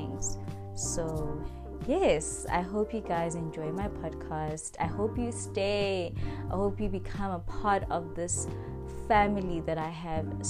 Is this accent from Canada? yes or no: no; Kempton Park, Gauteng, South Africa; I'm from Kempton Park